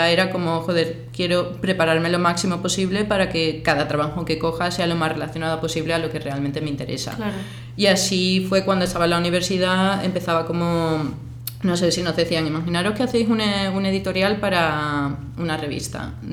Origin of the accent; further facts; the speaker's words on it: Seville, Andalusia, Spain; moved away as an adult; also born or lived in Cádiz, Spain / London, United Kingdom; now in Mallorca, Spain; Yo soy de, de Sevilla, cuando tenía 11 años me mudé a Cádiz